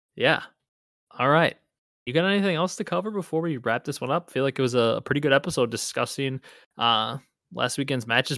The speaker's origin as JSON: {"language": "English", "region": "Wisconsin", "country": "United States", "said": "I'm from Wisconsin"}